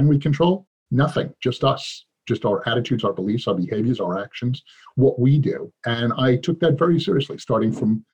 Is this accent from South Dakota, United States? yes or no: no; New York City, New York, United States; I grew up on the streets of New York